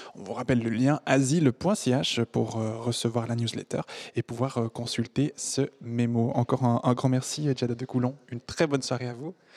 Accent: French-speaking Switzerland, Romandy, Switzerland; chez nous, en Suisse romande

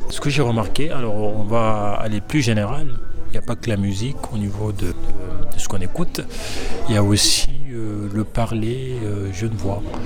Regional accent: Senegal; also born or lived in Paris, France; now in Geneva, Switzerland; au Sénégal, là où j'ai grandi

